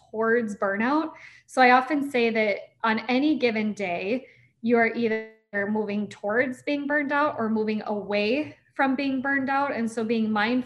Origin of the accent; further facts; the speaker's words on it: Niceville, Florida, United States; I was born in Niceville, Florida